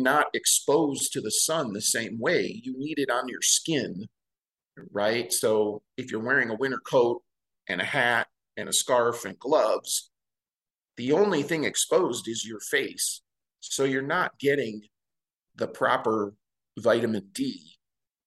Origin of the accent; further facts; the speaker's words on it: Midwest, United States; now in Montana, United States; I was born and raised in the Midwest, so you get season changes there too